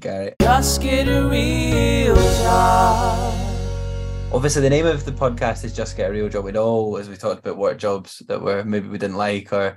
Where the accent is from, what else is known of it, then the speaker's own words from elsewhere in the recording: Fife, Scotland, United Kingdom; I'm from Fife, we delivered a paper called the Fife Leader